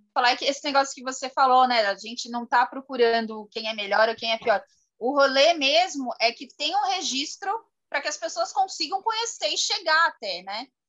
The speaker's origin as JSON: {"language": "Portuguese", "region": "São Paulo", "country": "Brazil", "said": "a gente é de São Paulo"}